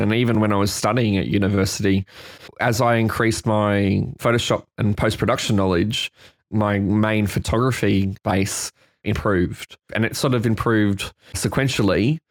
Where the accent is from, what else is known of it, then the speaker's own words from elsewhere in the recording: Brisbane, Queensland, Australia; now in Sydney, Australia; I'm a photographer based here now in Sydney. I'm from Brisbane in Queensland, in Australia